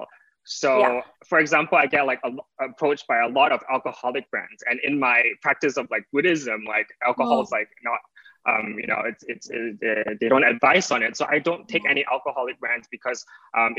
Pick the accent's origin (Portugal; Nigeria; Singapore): Singapore; now in Los Angeles, United States; being Singaporean